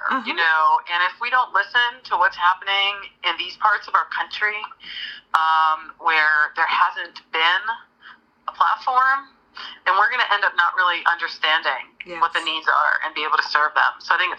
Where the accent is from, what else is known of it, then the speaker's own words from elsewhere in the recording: New York City, New York, United States; As a New Yorker who's born in Brooklyn